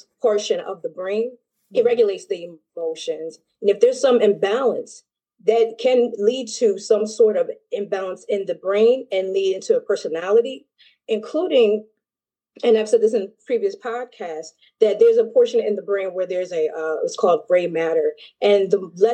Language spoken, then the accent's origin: English; United States; I am a U.S. citizen